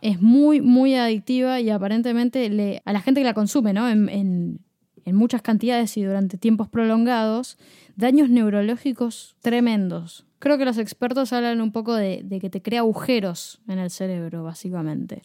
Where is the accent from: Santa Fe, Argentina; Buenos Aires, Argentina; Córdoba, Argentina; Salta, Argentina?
Buenos Aires, Argentina; Yo nací en Flores